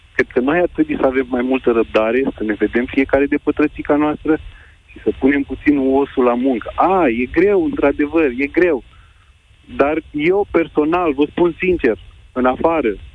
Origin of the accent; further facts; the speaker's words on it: Iași, Iași County, Romania; moved away as an adult; now in Câmpulung Moldovenesc, Romania; mi-am părăsit orașul natal, Iașul, unde am trăit 30 ceva de ani